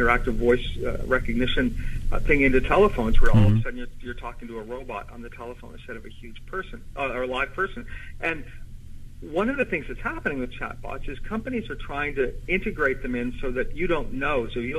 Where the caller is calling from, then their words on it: Ottawa, Ontario, Canada; I am in Ottawa, Canada right now.